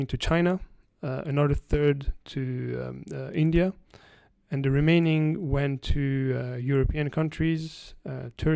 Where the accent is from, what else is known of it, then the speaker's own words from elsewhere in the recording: France; also born or lived in Iran; I'm originally from Iran, but I actually was born in Paris and I grew up in France.